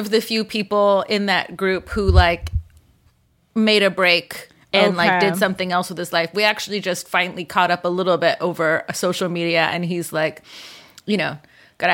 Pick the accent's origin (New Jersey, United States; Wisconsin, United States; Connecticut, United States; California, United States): California, United States; Whittier; also born or lived in Boyle Heights, Los Angeles; I grew up in Whittier, which I grew up in as a young child in Boyle Heights in East LA. But then my family moved to the suburbs, Whittier